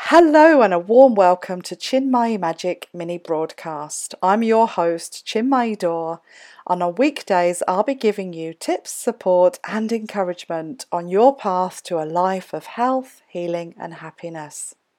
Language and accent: English; England, United Kingdom; nationality I am English